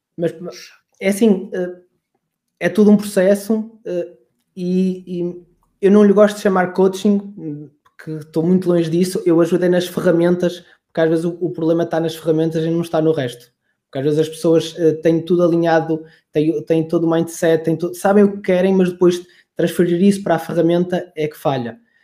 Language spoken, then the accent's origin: Portuguese; Braga, Norte, Portugal; moved away as an adult; also born or lived in Coimbra; eu sou de Braga